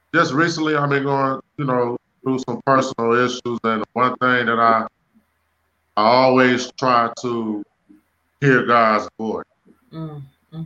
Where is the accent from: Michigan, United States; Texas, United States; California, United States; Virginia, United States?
Michigan, United States; Detroit; I'm from Detroit. I was born in Detroit, Michigan